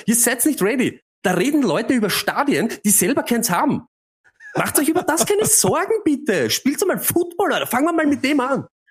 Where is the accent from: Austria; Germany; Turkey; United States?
Austria; als Österreicher